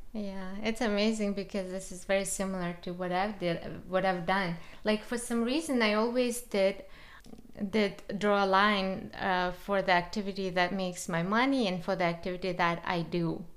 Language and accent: English; Kazakhstan; I'm from Kazakhstan